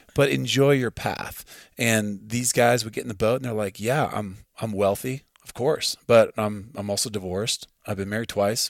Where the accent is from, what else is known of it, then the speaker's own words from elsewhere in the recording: Midwest, United States; now in Montana, United States; I grew up in the Midwest